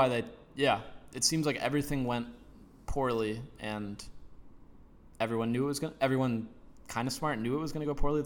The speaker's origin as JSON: {"language": "English", "town": "Chicago", "region": "Illinois", "country": "United States", "said": "I am from Chicago"}